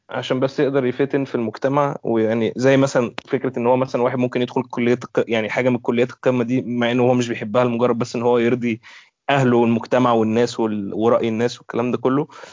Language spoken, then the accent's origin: Arabic; Egypt; عندنا في مصر